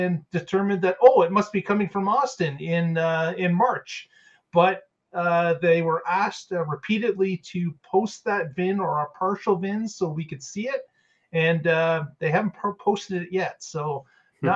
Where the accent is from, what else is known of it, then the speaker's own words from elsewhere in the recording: Canada; being a Canadian